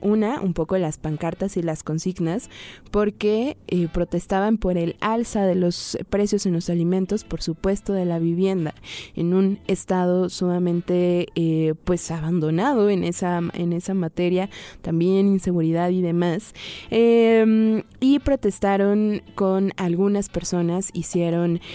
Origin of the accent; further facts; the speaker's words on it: Ajusco, Mexico City, Mexico; crecí en el Ajusco